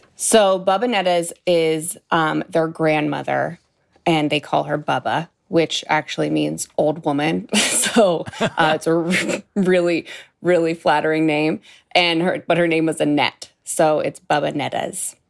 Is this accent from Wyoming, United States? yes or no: no; Youngstown, Ohio, United States; I'm originally from Youngstown, Ohio, and I'm still in Youngstown, Ohio